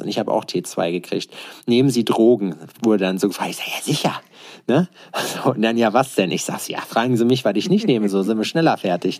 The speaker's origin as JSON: {"language": "German", "region": "Berlin", "country": "Germany", "said": "als Berliner"}